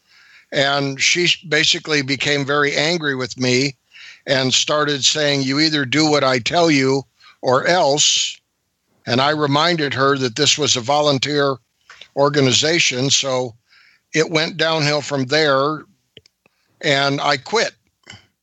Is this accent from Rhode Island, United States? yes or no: no; San Francisco Bay Area, California, United States; moved away as an adult; also born or lived in Aberdeen, Washington; I grew up in the San Francisco Bay Area